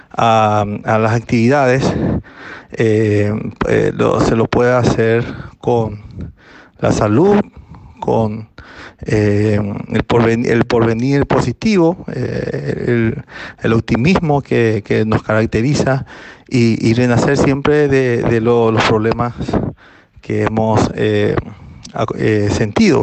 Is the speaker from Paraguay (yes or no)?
yes; Carapeguá, Paraguarí, Paraguay; en mi pueblo, en mi ciudad, eh, que se llama Carapegua, que da 83 kilómetros de Asunción